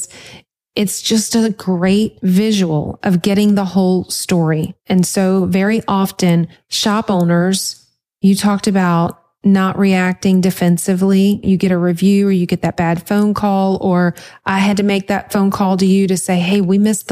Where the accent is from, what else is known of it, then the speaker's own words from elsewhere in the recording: Louisiana, United States; I'm from Louisiana